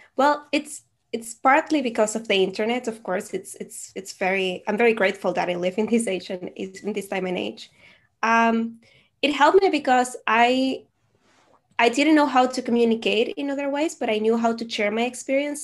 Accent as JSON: {"language": "English", "country": "Venezuela", "first_language": "Spanish", "second_language": "English", "moved": "yes", "lives_now": "Netherlands", "said": "I am originally from Venezuela, so my native language is Spanish, and I currently live in the Netherlands."}